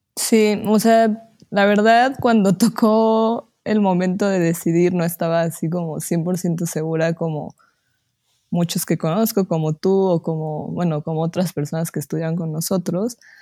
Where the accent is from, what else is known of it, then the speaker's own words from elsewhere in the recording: Pachuca, Hidalgo, Mexico; soy de Pachuca, Hidalgo